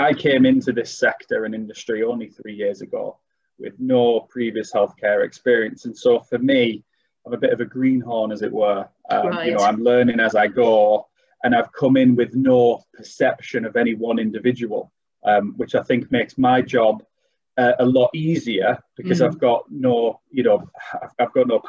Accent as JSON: {"language": "English", "town": "Middlesbrough", "region": "North East England", "country": "United Kingdom", "accent": "North East", "lives_now": "Darlington, United Kingdom", "said": "Yeah, very much so. I'm originally from Middlesbrough."}